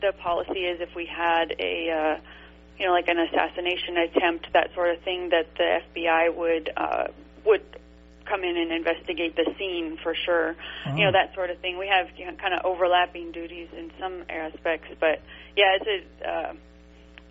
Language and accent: English; High Desert, Southern California, United States; I grew up in Southern California in what's called the High Desert